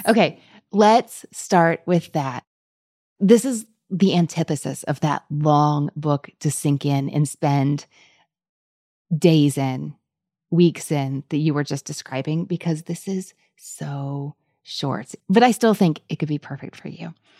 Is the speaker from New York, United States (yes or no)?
no; Kentucky, United States; also born or lived in Louisville; I'm from Kentucky, but I live in Louisville.